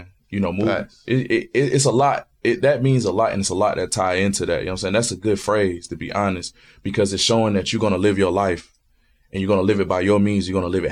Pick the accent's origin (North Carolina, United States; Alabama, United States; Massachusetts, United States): North Carolina, United States; New Bern; Growing up in North Carolina, man, like, you know, I grew up at 2-5 in New Bern